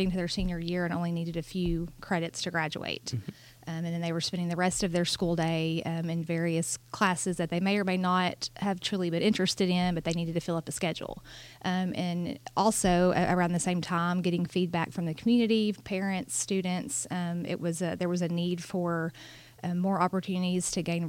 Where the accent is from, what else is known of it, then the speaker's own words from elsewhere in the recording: Bryant, Arkansas, United States; I'm actually an alum of Bryant.